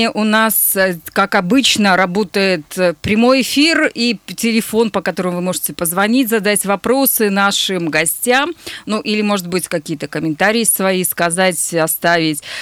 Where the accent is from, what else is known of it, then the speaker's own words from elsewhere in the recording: Nizhny Tagil, Sverdlovsk Oblast, Russia; Привет, мой родной Тагил.